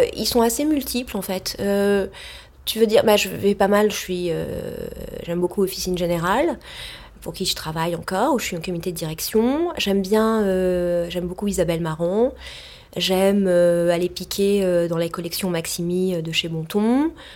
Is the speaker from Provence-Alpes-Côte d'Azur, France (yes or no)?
yes; Marseille, Provence-Alpes-Côte d'Azur, France; born or raised there; moved away; also born or lived in Saint-Germain-des-Prés, Paris